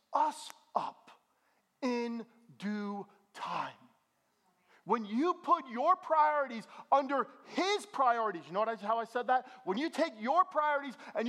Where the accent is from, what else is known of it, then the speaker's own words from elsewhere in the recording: Bergen County, New Jersey, United States; I'm from Bergen County, New Jersey. I'm as suburban can be